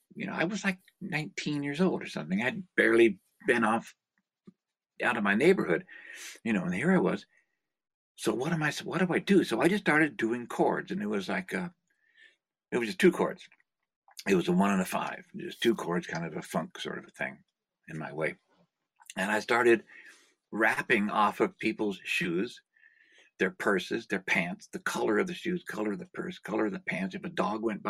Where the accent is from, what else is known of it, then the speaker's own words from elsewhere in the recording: Lower Bay Area, California, United States; In California, I grew up in the Lower Bay Area.